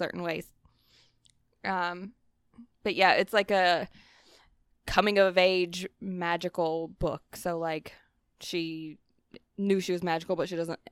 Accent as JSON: {"language": "English", "area": "Johnston County", "region": "North Carolina", "country": "United States", "tie": "born or raised there", "moved": "yes", "said": "my hometown"}